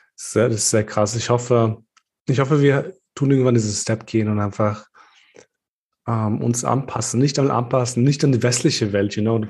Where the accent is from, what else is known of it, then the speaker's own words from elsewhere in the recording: Kosovo; now in Austria; als Albaner aus dem Kosovo